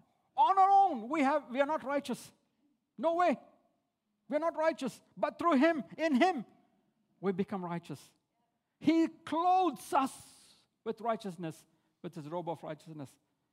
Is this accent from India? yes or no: yes; India; moved away as an adult; now in Australia; When I came from India, as an overseas student, we didn't get any benefits or HECS from the government.